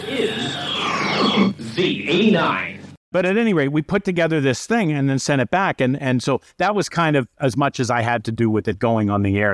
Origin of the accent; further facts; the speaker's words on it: Bucks County, outside Philadelphia, Pennsylvania, United States; moved away as an adult; also born or lived in Syracuse, New York; now in Minneapolis, United States; Grew up outside of Philadelphia in a Bucks County, Pennsylvania